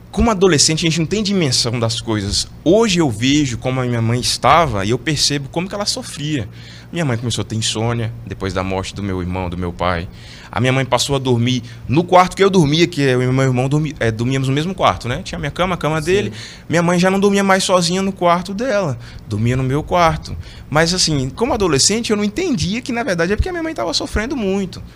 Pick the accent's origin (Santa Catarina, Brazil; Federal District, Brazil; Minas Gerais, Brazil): Minas Gerais, Brazil; Teófilo Otoni; moved away; sou é natural de Teofilotone, Minas Gerais